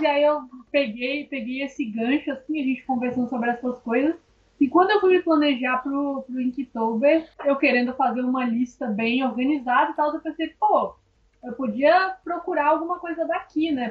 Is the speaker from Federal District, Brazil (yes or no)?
yes; Brasília, Federal District, Brazil; also born or lived in Sobradinho; Agora eu tô morando em Sobradinho, que é uma cidade satélite, né? Cidade do entorno de Brasília, mas eu nasci em Brasília